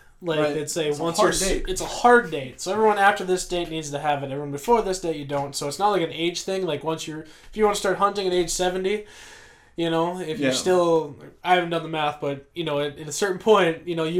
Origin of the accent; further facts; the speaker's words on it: North Dakota, United States; North Dakota, where I'm from